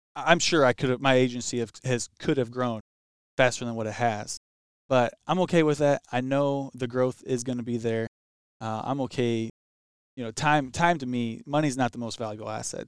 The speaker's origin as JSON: {"language": "English", "town": "Highland", "region": "Illinois", "country": "United States", "tie": "born or raised there", "said": "I grew up actually here in Highland"}